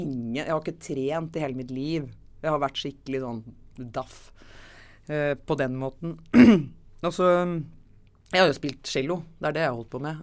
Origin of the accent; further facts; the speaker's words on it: Oslo, Norway; født og oppvokst i Oslo